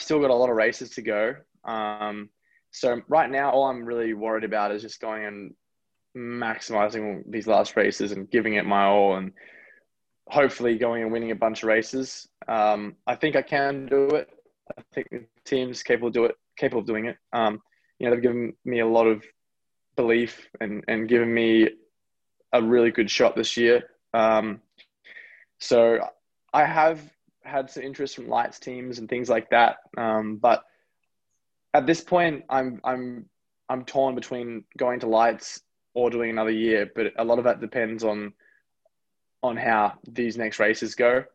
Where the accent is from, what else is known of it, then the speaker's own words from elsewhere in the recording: Australia; moved away; also born or lived in United States / New Zealand; I'm really proud to have grown up in Australia, and I'm really proud to be born in America. But you know, I'm definitely a New Zealander